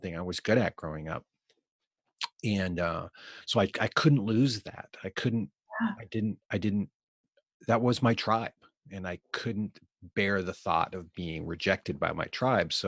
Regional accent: Eugene, Oregon, United States; now in Portland, United States; I grew up in Eugene, Oregon

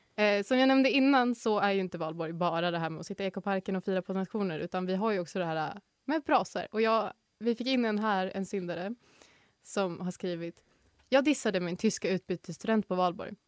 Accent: Norrland, Sweden; Jag är geografiskt från Norrland, men jag vet mycket väl om att jag inte får kalla mig norrlänning

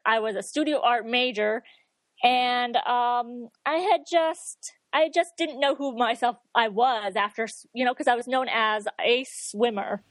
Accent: near Saratoga Springs, upstate New York, United States; moved away as an adult; also born or lived in Connecticut / Boston / Dartmouth, Massachusetts; I'm originally from upstate New York, kind of near Saratoga Springs

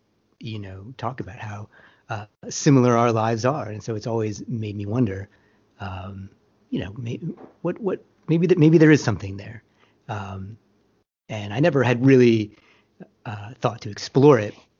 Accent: Tucson, Arizona, United States; I was born in Tucson, Arizona, which honestly is a fantastic place to grow up

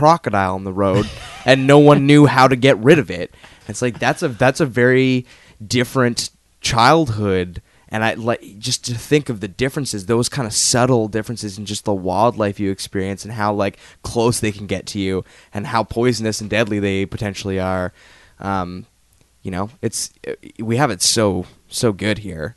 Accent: Canada; as a Canadian

